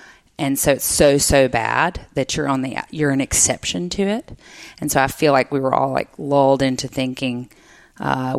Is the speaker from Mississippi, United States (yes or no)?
yes; Jackson, Mississippi, United States; I grew up in Jackson